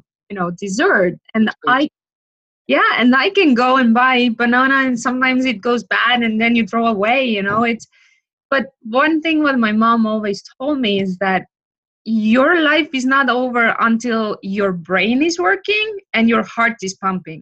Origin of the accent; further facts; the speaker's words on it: Estonia; now in Florida, United States; I'm from Estonia.